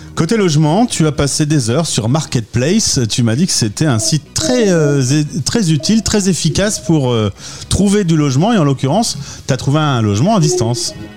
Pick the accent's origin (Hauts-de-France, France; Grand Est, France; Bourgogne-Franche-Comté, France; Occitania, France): Hauts-de-France, France; Lille; nous sommes euh, de Lille